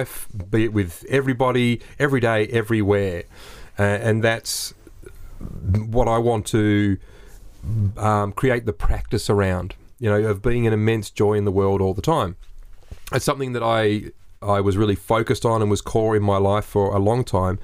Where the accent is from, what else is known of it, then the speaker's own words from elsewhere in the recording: Australia; We're three Aussie blokes